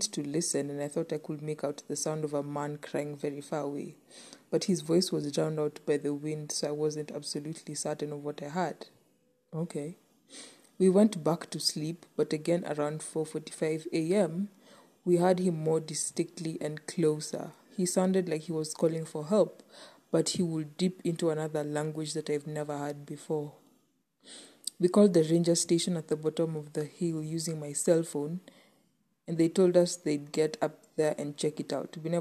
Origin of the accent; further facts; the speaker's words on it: Kenya; as a Kenyan and as an African